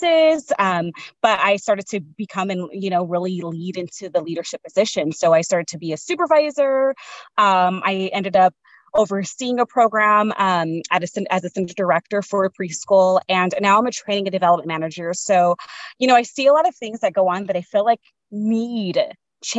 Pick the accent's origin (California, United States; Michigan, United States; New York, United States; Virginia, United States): California, United States; San Diego; I grew up in San Diego, like Southeast San Diego.